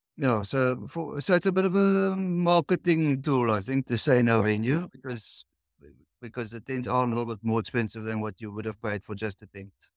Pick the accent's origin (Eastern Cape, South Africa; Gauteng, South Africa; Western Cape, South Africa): Western Cape, South Africa; Cape Town; we're from the Cape Town in South Africa.